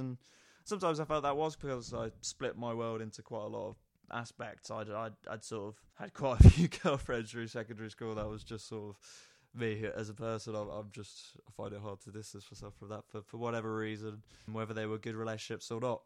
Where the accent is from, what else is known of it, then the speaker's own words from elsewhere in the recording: Nottingham, East Midlands, United Kingdom; growing up in Nottingham